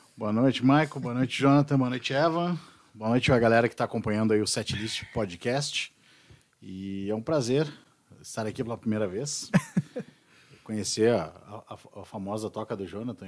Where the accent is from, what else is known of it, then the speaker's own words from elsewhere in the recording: Bento Gonçalves, Rio Grande do Sul, Brazil; era Serra Gaúcha, sou de Bento Gonçalves.